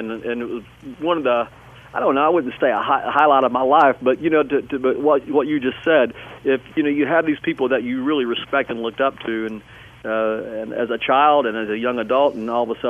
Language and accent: English; Tennessee, United States; And when I grew up in East Tennessee, and I was consumed by so much music.